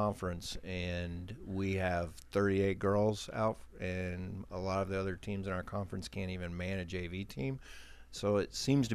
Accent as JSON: {"language": "English", "country": "United States", "accent": "hillbilly", "said": "I got my hillbilly accent"}